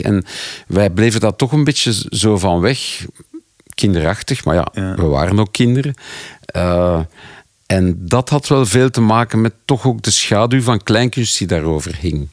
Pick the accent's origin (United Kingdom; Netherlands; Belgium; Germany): Belgium; Flanders; als Belgen of Vlaming